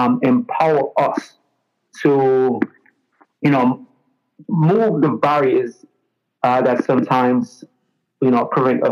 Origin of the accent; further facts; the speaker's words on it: Jamaica; moved away as an adult; now in United States; when I was growing up in Jamaica